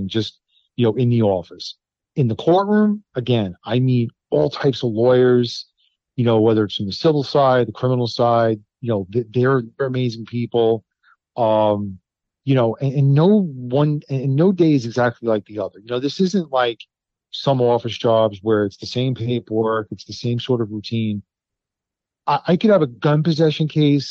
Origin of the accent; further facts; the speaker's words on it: New York City, New York, United States; I grew up in the Bronx.